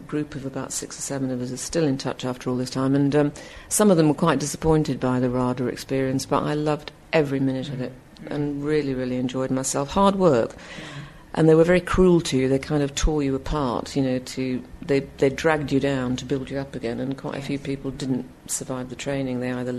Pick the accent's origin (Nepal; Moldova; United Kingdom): United Kingdom; Bradford, Yorkshire and the Humber; Well, growing up in Bradford in the 50s was, it's a long time ago, obviously